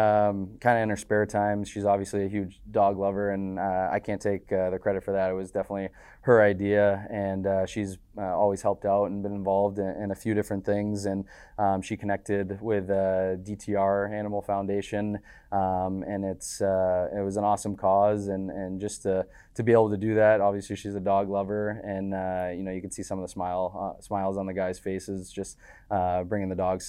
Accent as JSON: {"language": "English", "region": "East Coast", "country": "United States", "tie": "born or raised there", "lives_now": "Midwest, United States", "said": "slower change of pace in the Midwest compared to what I grew up in on the East Coast."}